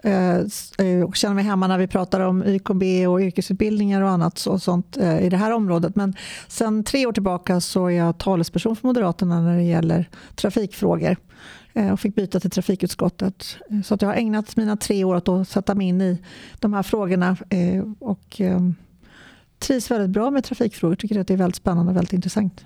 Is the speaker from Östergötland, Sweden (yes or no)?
no; Stockholm County, Sweden; kommer från Stockholms län